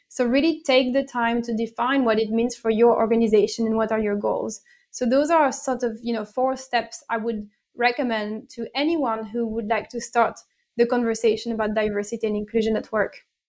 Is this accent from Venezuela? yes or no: no; France; English is a second language; moved away as an adult; also born or lived in Italy; now in United Kingdom; I was born and bred in France, uh, and then I've lived in Italy for a few years, and then I now live in the United Kingdom.